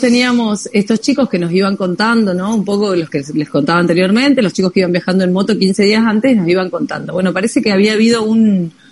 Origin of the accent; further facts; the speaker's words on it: Paraná, Entre Ríos, Argentina; now in Europe; nosotros que somos argentinas